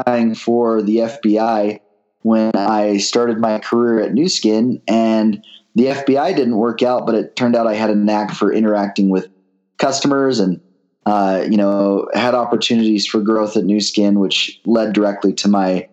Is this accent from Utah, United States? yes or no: yes; American Fork, Utah, United States; also born or lived in Pleasant Grove, Utah; I actually grew up in American Fork, Utah